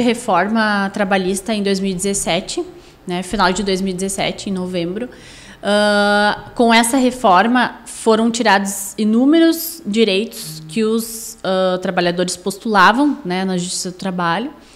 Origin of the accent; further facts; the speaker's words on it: Sapiranga, Rio Grande do Sul, Brazil; sou natural de Sapiranga, nasci aqui, me criei aqui, não tenho pretensão de sair de Sapiranga